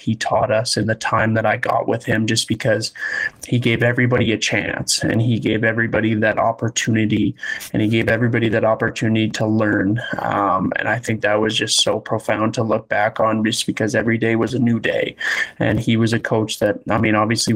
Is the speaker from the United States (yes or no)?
no; Leduc, Alberta, Canada; Growing up in Leduc, we played on a lot of successful teams